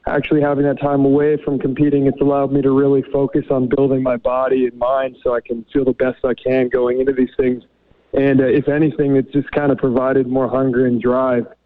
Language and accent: English; Kamloops, British Columbia, Canada; born and raised in Kamloops